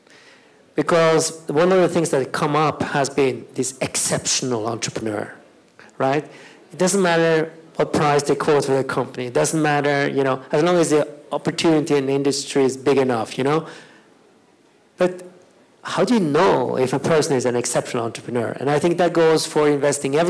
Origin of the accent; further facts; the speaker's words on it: Norway; me that grew up in Norway